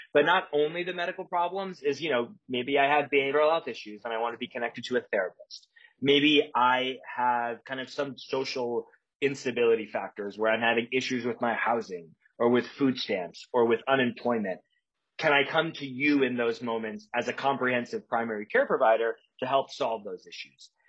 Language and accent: English; a couple hours south of Chicago, rural Illinois, United States; also born or lived in Evanston, Illinois; I grew up in Chicago uh, but a couple hours south of Chicago in the in the, the cornfields of Illinois, kind of the middle of nowhere